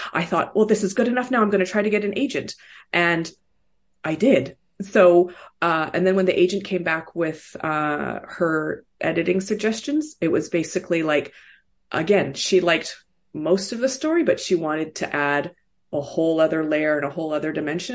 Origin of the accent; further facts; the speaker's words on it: Vancouver, British Columbia, Canada; also born or lived in Seoul, South Korea / Hong Kong / Toronto; Vancouver has been home for most of that time